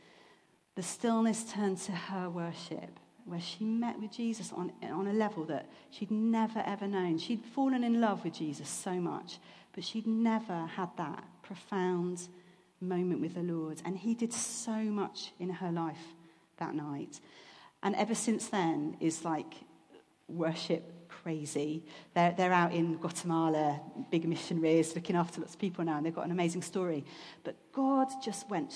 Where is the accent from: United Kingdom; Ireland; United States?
United Kingdom; England; we're English